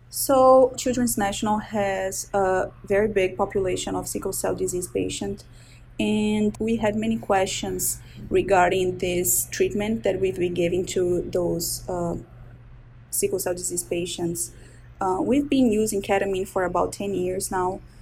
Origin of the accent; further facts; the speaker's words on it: Brazil; moved away as an adult; now in Baltimore, United States; I'm originally from Brazil. I was born and raised there, went to medical school